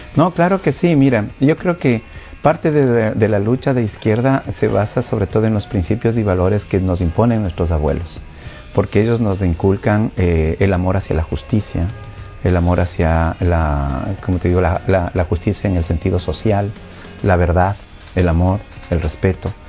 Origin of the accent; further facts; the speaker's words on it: Ecuador; vengo de, Ecuador